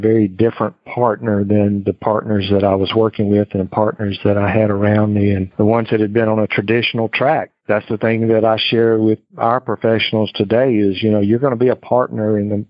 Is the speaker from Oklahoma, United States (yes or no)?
no; Mississippi, United States; also born or lived in Houston, Texas; I moved from my home state of Mississippi to Houston, Texas. Spent almost 3 years with them before I decided to move back to Mississippi.